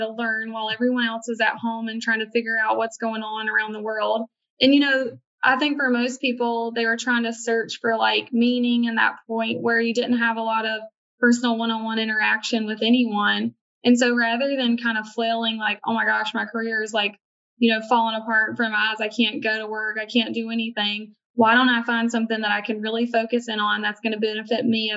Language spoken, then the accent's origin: English; Virginia, United States; now in Charleston, United States; I was originally from Virginia